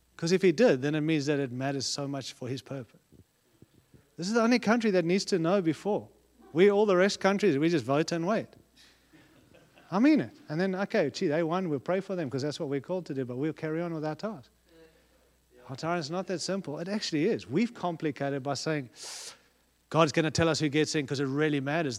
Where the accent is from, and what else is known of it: United States